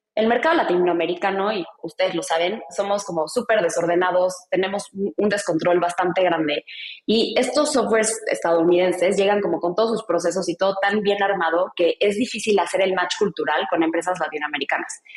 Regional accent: Mexico; yo soy mexicana

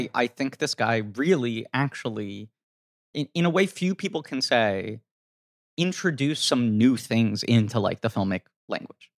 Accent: New York City, New York, United States; as a kid growing up in New York City

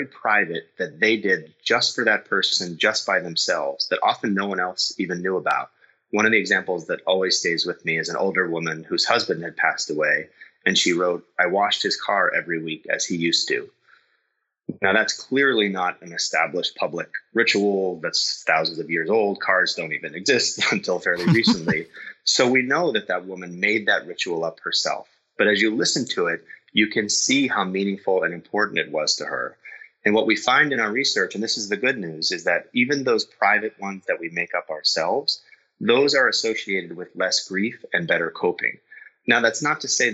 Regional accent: Boston, Massachusetts, United States; I'm from Boston

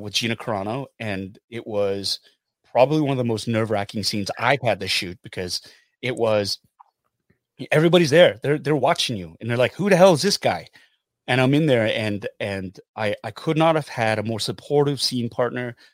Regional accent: Canada; I'm Korean Canadian

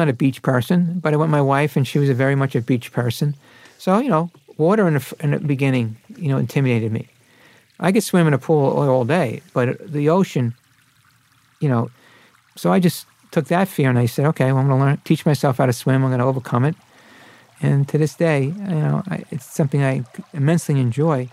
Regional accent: Brooklyn, New York, United States; I was grew up as an Irish Catholic in Brooklyn

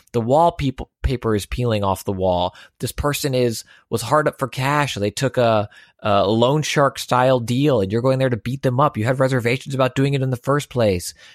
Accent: Houston, Texas, United States; born and raised in Houston

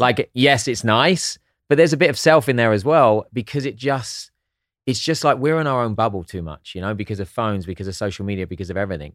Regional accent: Hastings, South East England, United Kingdom; also born or lived in Eastbourne; now in United States; I was born in Hastings

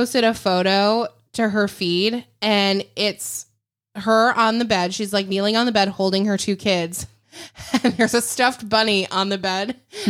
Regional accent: Illinois, United States; I love Chicago. Don't get me wrong. I grew up outside of Chicago.

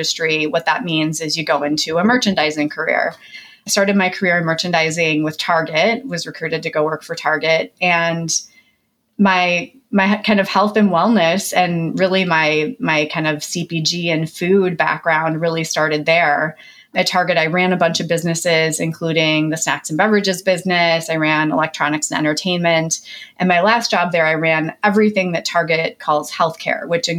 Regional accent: Midwest, United States; I grew up in the Midwest to a very blue collar family of very hardworking people.

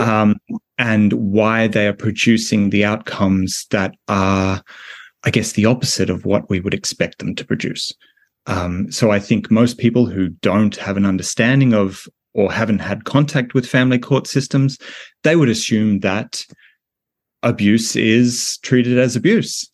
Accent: Australia; my home country of Australia

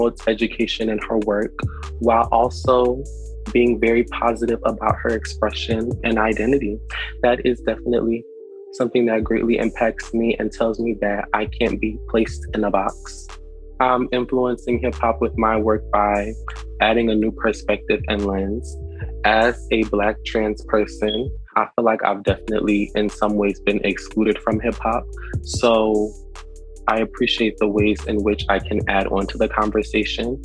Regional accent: Newark, New Jersey, United States; I am from Newark, New Jersey, originally

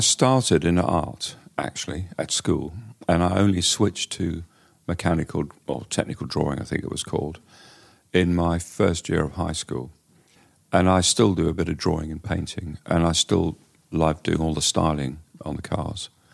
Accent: Durban, KwaZulu-Natal, South Africa; moved away as an adult; now in England; I grew up in Durban in a racing family

